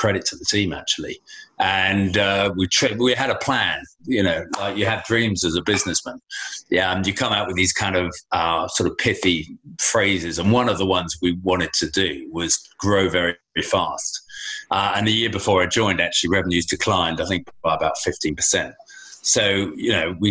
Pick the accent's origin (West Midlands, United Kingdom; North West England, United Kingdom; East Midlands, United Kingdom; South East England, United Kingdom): South East England, United Kingdom; Folkestone; moved away as an adult; also born or lived in London; I left my hometown down in Folkestone, Kent.